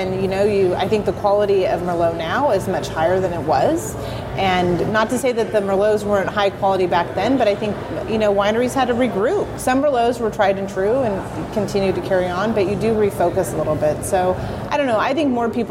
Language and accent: English; Sonoma County, California, United States; growing up in Sonoma County